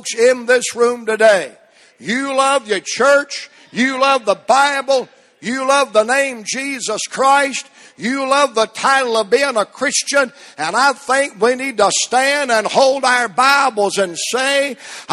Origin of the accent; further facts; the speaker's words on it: United States; as an American